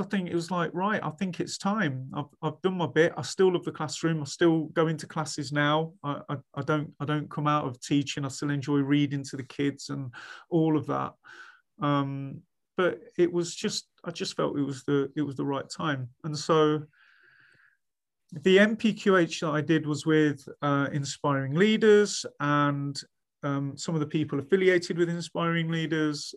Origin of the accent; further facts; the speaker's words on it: Leicester, East Midlands, United Kingdom; moved away as an adult; also born or lived in Sheffield / Leeds; I was free from home. I was free from Leicester